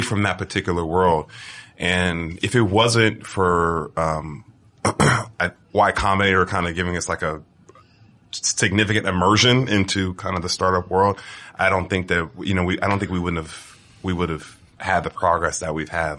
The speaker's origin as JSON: {"language": "English", "area": "Bay Area", "region": "California", "country": "United States", "said": "I'm from California"}